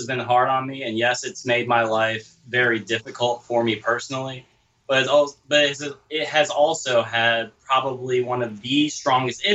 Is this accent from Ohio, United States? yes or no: yes; Ohio, United States; moved away; in Ohio, right, where the thought process was for me as a kid growing up